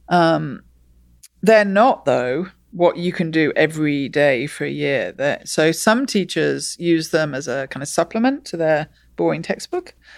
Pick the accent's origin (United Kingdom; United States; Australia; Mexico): United Kingdom; England; I grew up in England, and in England, we learn maths